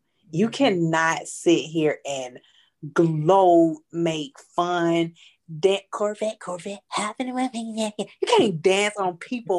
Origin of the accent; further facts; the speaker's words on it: Decatur, Georgia, United States; also born or lived in Atlanta, Georgia; I'm from Atlanta, Georgia, by the way of Decatur, I am.